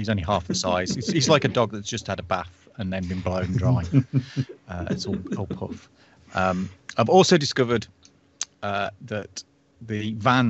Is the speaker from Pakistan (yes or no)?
no; United Kingdom; being a British person.